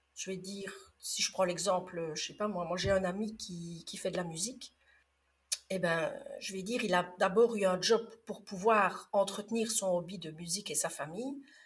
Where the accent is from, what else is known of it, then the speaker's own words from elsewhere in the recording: Liège region, Wallonia, Belgium; non, j'aurais plutôt tendance à dire oufti, parce que je suis de la région liégeoise